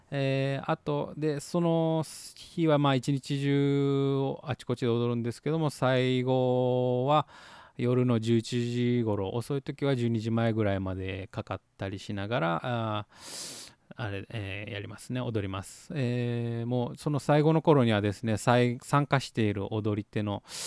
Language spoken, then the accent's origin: Japanese; Motobu, Okinawa, Japan; 私の地元である本部町戸口